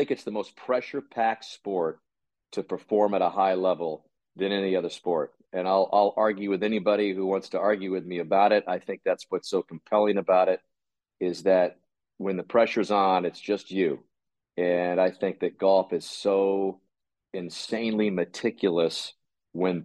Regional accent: Tucson, Arizona, United States; I grew up in Tucson, Arizona.

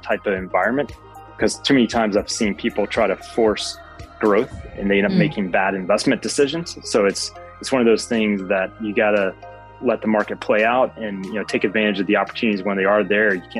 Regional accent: Alabama, United States; now in Atlanta, United States; I'm originally from Alabama

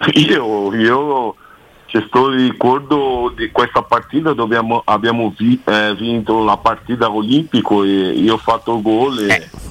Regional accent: São Paulo, Brazil; Italian is a second language; moved away as an adult; also born or lived in Germany / Rome; io sono a San Paolo, sono nato a San Paolo

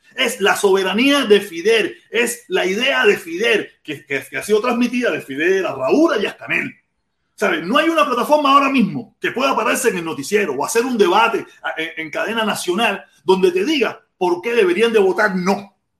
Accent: Cuba; now in Miami, United States; yo llevo casi más tiempo viviendo en Miami con uso de razón que el tiempo que viví en Cuba

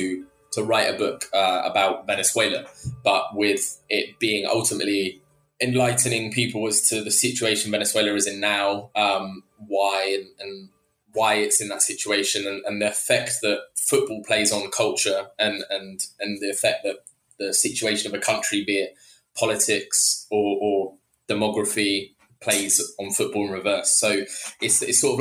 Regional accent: England, United Kingdom; an English person

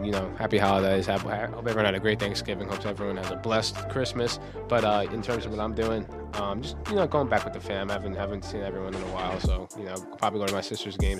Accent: New York, United States; I'm from New York

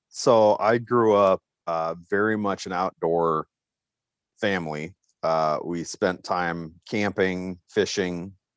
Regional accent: Bozeman, Montana, United States; moved away as an adult; also born or lived in Iowa; now in South Dakota, United States; I grew up actually in Bozeman, Montana

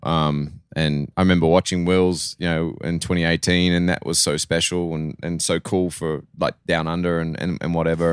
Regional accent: Australia; accent: Australian; moved away as an adult; also born or lived in New Zealand; now in United States; I lived a lot of my life in Australia. Um, I'm always a Kiwi, no matter what, but it's just, I grew up doing all my schooling there, basically

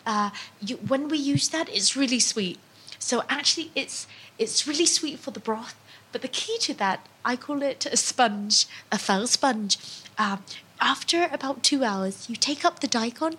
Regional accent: Mekong Delta, Vietnam; now in London, United Kingdom; we're from the Mekong Delta, which means everything is a bit sweeter

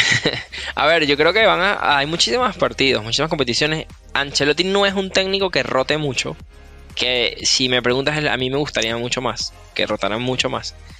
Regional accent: Venezuela; moved away as an adult; now in United States

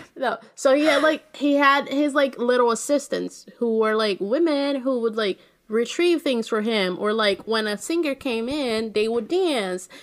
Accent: Brazil; my hometown, Brazil

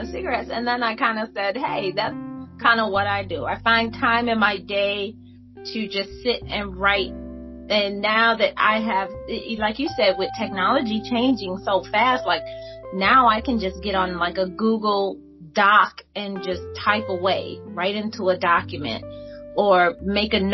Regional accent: Detroit, Michigan, United States; growing up in Detroit

